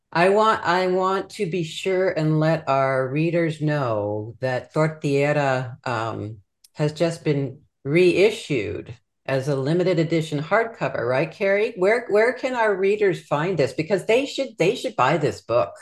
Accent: Culver City, California, United States; I went to uh, the Catholic Church in Culver City for many, many years when I was a kid

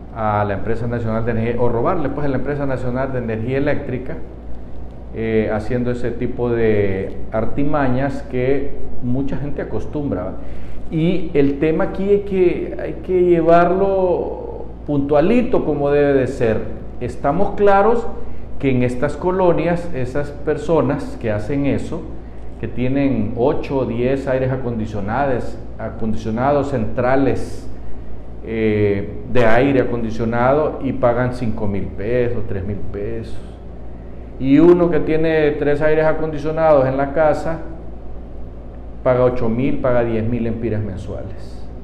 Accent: Honduras

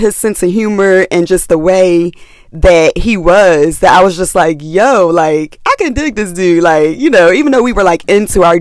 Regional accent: Philadelphia, Pennsylvania, United States; I was from West Philly

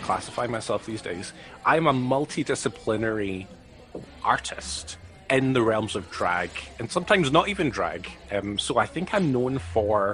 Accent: East Kilbride, Scotland, United Kingdom; I am from a little town called East Kilbride

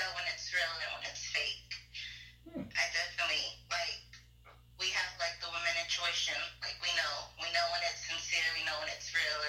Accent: New Mexico, United States; I am from Massachusetts, New Mexico.

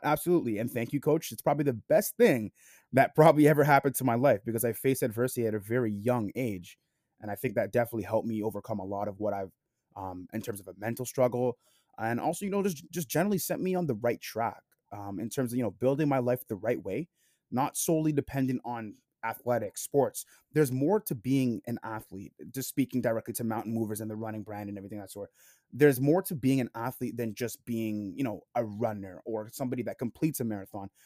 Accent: Toronto, Ontario, Canada; I'm from Toronto, Canada, like Jake

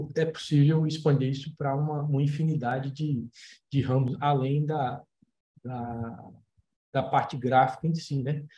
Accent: Maceió, Alagoas, Brazil; moved away as an adult; quando comecei a estudar, quando saí de Maceió

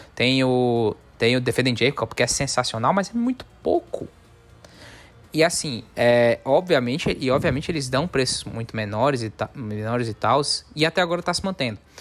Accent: Northeast Region, Brazil; a gente é, nós somos nordestinos

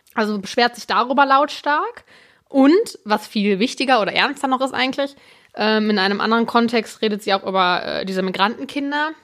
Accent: Germany; als Deutscher

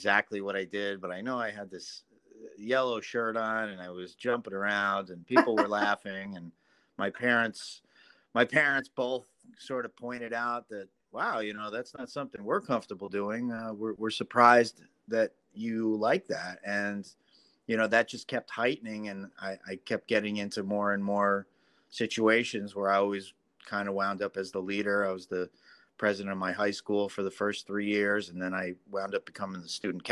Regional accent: Ringwood, New Jersey, United States; my hometown, which was called Ringwood, New Jersey

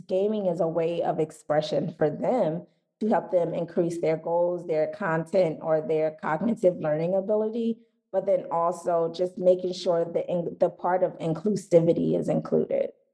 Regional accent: Philadelphia, Pennsylvania, United States; I'm from Philadelphia

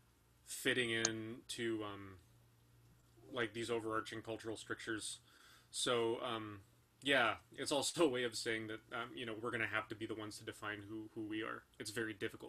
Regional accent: California, United States; I'm a dual citizen. I was born in California.

